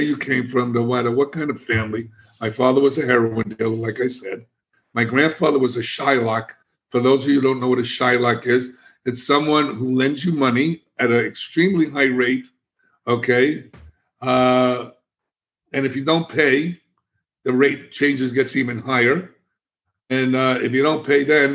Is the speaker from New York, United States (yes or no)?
yes; New York City, New York, United States; also born or lived in Miami; now in Florida, United States; I'm a kid from the South Bronx. I'm a street kid. I was in gangs.